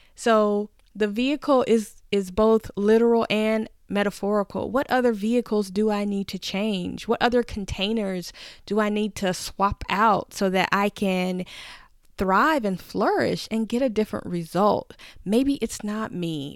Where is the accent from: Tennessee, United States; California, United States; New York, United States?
Tennessee, United States; I'm from Tennessee, where we pretty much learn to drive as soon as possible